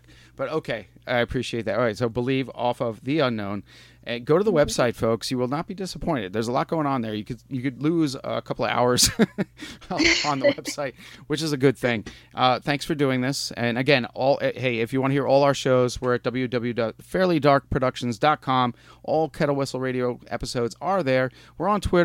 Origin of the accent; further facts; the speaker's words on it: New York, United States; I'm from New York, but I'm in Pittsburgh right now